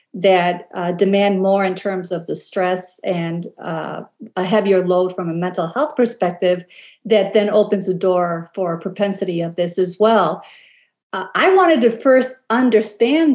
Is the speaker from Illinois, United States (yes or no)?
yes; Chicago, Illinois, United States; moved away; when I go back home to Chicago to visit relatives